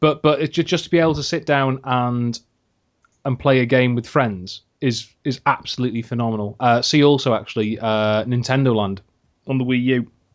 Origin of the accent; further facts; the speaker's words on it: Wales, United Kingdom; I'm in Wales, yeah, I live in Wales. I am Welsh